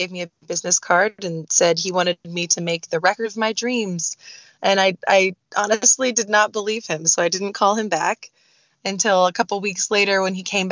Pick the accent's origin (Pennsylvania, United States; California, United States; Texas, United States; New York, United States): California, United States; Southern; I am from Southern California, grew up in Southern California